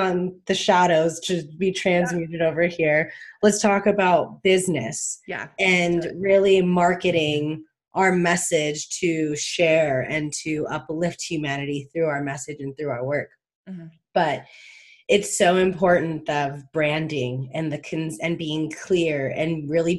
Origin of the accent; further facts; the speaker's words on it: Palm Springs, California, United States; I live in a very high LGBT community growing up in Palm Springs